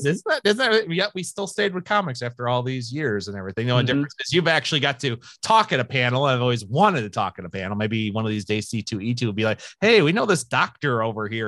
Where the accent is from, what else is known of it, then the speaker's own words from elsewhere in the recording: Sycamore, Illinois, United States; also born or lived in Santa Monica, California; which is where I ended up, as many people know, in Sycamore after that and where I've lived in this area now for the last 40 some years.